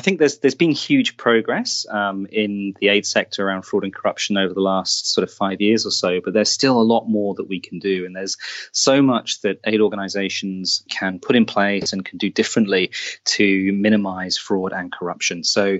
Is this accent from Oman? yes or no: yes; Oman; also born or lived in Saudi Arabia; I grew up in the Middle East, in Oman, in Saudi Arabia, which I was hugely privileged to do.